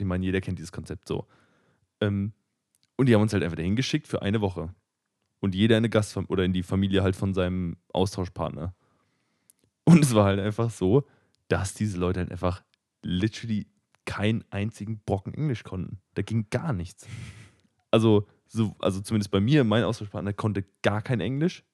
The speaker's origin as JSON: {"language": "German", "town": "Frankfurt", "region": "Hesse", "country": "Germany", "said": "ich bin aus Frankfurt irgendwie"}